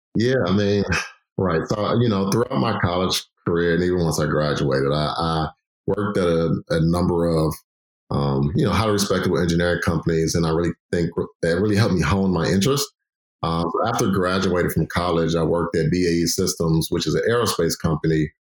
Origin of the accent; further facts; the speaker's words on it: Chicago, Illinois, United States; also born or lived in California; I'm glad to be back home, Chicago, because Chicago is home.